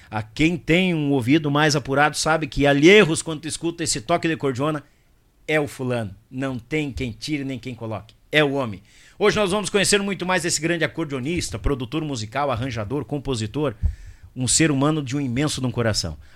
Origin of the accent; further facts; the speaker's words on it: Rio Grande do Sul, Brazil; Não, mas eu sou gaúcho, Deus o livre.